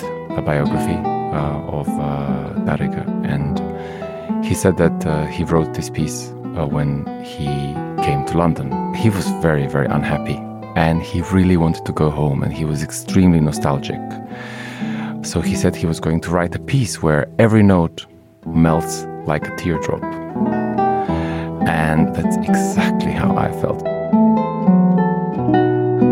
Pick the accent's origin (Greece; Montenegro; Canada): Montenegro; I come from Montenegro, this amazingly beautiful little country in the Balkans